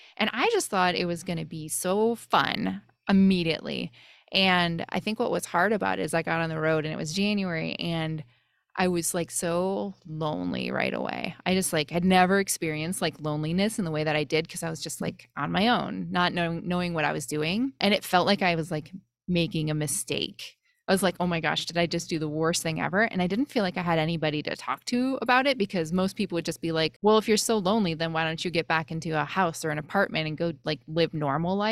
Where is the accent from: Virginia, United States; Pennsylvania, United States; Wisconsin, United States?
Wisconsin, United States; moved away; also born or lived in Bay Area, California; I grew up in Wisconsin